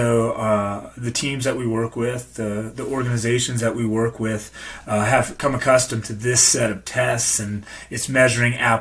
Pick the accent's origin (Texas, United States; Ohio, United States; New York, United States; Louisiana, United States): Louisiana, United States; moved away as an adult; also born or lived in Tennessee; I grew up in Louisiana.